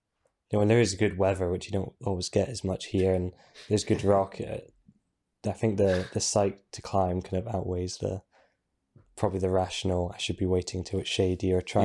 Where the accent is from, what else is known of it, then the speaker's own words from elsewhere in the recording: Inverness, Scotland, United Kingdom; I was born up in Inverness.